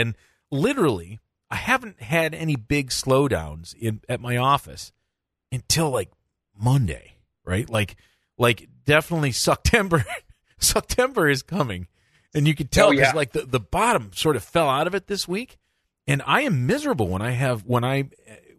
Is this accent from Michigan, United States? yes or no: yes; Michigan, United States; being from Michigan